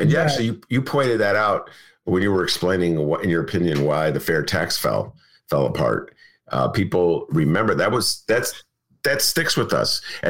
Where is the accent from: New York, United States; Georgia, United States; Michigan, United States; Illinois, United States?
Illinois, United States; Evanston; accent: downstate; mayor of my hometown.